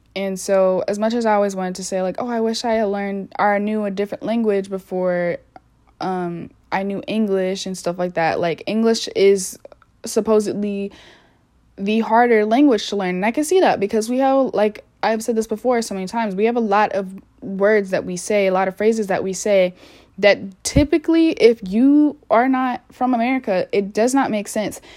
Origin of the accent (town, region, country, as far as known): United States